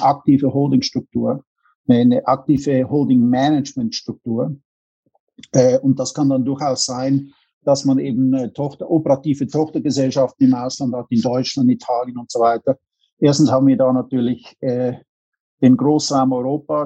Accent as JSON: {"language": "German", "region": "Zurich", "country": "Switzerland", "tie": "born or raised there", "also_born_or_lived": "St. Gallen / New York / Bahamas / Los Angeles", "moved": "as an adult", "said": "bin in der Schweiz geboren, habe dann meine Jugend in, in Zürich verbracht"}